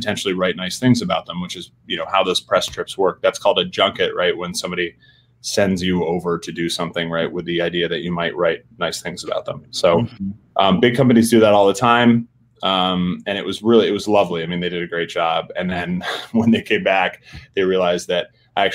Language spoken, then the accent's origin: English; South Burlington, Vermont, United States; moved away as an adult; also born or lived in Washington; my hometown in South Burlington, Vermont